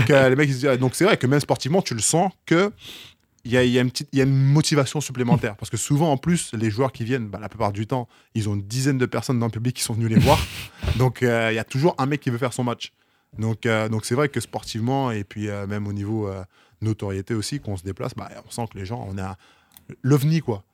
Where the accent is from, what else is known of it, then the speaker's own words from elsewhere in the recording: Basse-Terre, Guadeloupe; also born or lived in Cholet, France / Poitiers, France; now in Paris, France; chez moi en Guadeloupe